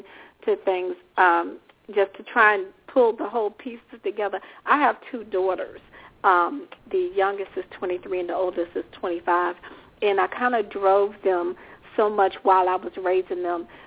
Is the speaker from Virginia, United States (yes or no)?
yes; Richmond, Virginia, United States; also born or lived in Washington, D.C.; In my youth, I kind of grew up somewhere everywhere because my father was in the military, but I primarily remember growing up in Richmond, Virginia, which is where I reside now.